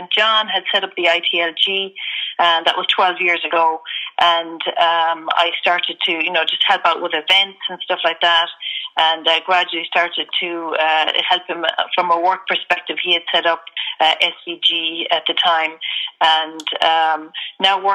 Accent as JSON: {"language": "English", "country": "Ireland", "tie": "born or raised there", "said": "I'm originally from Ireland, grew up in Ireland, went to college in Ireland"}